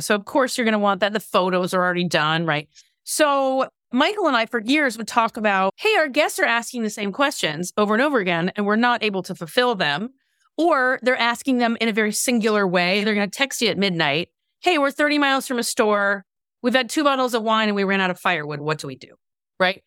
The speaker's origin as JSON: {"language": "English", "country": "Canada", "tie": "born or raised there", "moved": "yes", "lives_now": "California, United States", "said": "I live in California but spent much of my youth also growing up in Canada. So I'm kind of a I'm a hybrid"}